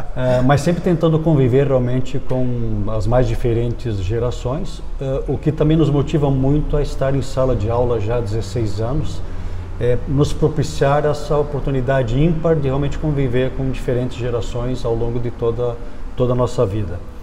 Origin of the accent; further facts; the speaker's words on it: Brazil; also born or lived in Ohio, United States; eu sou do Brasil.